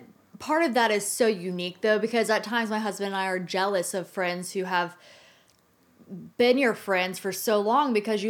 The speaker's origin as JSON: {"language": "English", "town": "Atlanta", "region": "Georgia", "country": "United States", "tie": "born or raised there", "also_born_or_lived": "University of Alabama", "moved": "as an adult", "said": "my family's all in Atlanta. So I think my like ultimate dream job other than Good Morning America would probably be anchoring in Atlanta where I grew up."}